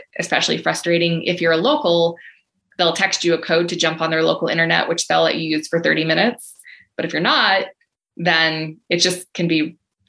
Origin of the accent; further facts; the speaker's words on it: United States; as an American traveler with a US passport